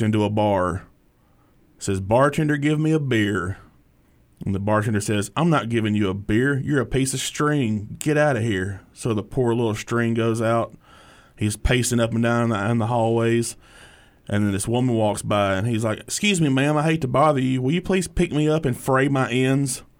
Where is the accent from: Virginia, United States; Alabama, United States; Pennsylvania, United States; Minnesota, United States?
Alabama, United States; Hartselle; I grew up in Hartsville, Alabama, which is about, oh, thirty minutes south of here down I sixty-five